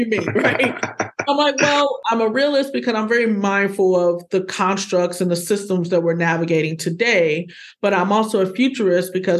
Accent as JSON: {"language": "English", "region": "Midwest", "country": "United States", "said": "I'm a Midwesterner just like you. I'm still here"}